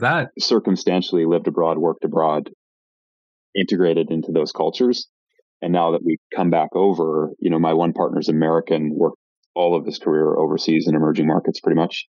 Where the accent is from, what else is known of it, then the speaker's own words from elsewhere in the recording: Vancouver, British Columbia, Canada; moved away as an adult; also born or lived in Montreal / Toronto / South Africa; I'm Canadian originally. I grew up in Vancouver.